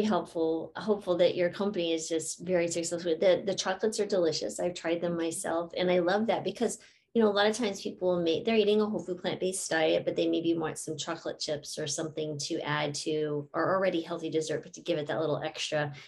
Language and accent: English; New Mexico, United States; I grew up in New Mexico.